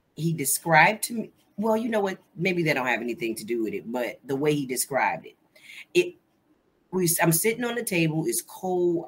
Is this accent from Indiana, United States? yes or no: yes; Gary, Indiana, United States; moved away as an adult; also born or lived in Tennessee; now in Baltimore, United States; I'm originally from Gary, Indiana. Uh, I was born and raised Gary, Indiana